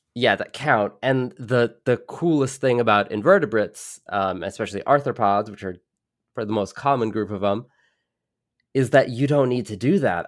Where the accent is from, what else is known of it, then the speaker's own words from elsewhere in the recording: New York City, New York, United States; I grew up in New York City, not, like, middle of the skyscrapers